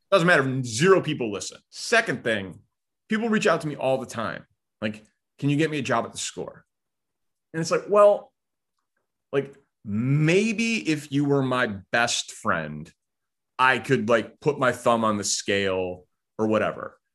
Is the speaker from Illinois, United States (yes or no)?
yes; Glencoe, Illinois, United States; I grew up in Glencoe